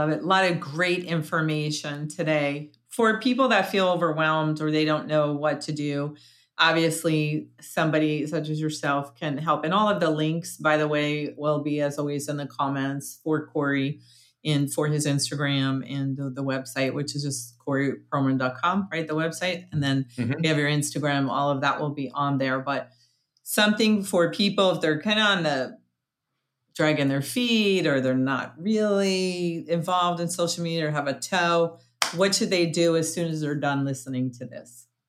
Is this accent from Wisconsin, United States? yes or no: no; New York, United States; it might be because I grew up in New York